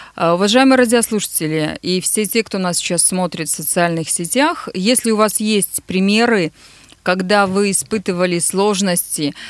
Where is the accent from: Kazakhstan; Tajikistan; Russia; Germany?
Russia; Nizhny Tagil, Sverdlovsk Oblast; мой родной город